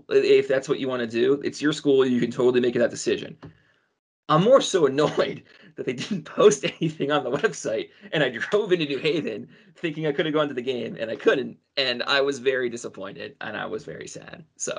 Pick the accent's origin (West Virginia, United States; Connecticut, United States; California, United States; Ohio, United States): Connecticut, United States; So I live in Connecticut. I'm from Connecticut. I moved back here after college for work